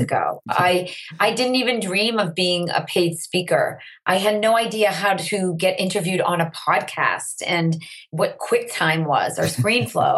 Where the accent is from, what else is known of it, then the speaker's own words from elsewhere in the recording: Andover, Massachusetts, United States; I grew up in Andover, Massachusetts. It's about 20 miles north of Boston